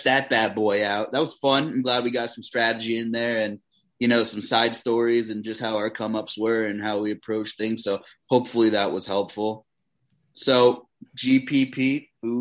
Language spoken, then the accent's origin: English; Pennsylvania, United States; I'm from Pennsylvania